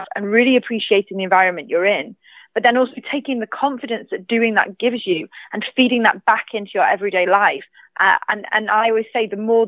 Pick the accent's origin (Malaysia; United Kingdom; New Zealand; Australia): United Kingdom; mainland Britain, which is my home country